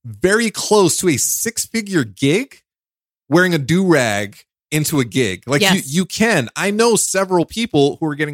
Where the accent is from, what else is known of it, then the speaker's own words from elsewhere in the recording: New York City, New York, United States; I'm from New York. I'm from Brooklyn